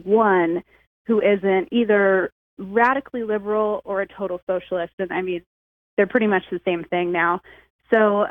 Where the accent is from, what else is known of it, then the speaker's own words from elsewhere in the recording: Huntington Beach, California, United States; I grew up right here in Southern California, in Huntington Beach